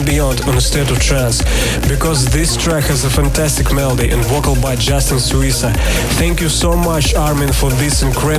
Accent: Saint Petersburg, Russia; I'm from St. Petersburg

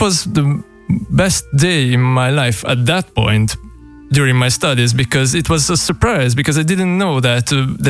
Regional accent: Budapest, Hungary; I came from Budapest.

